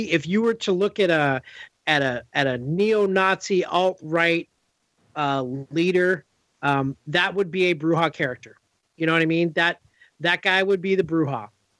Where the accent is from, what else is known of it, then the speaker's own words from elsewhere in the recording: Los Angeles, California, United States; I grew up here in Los Angeles and born and raised. And so obviously, like, West Coast is the best coast.